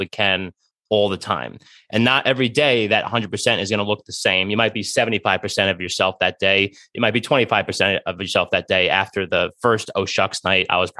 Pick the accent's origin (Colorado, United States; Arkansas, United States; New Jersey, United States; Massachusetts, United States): New Jersey, United States; I was born and raised in Jersey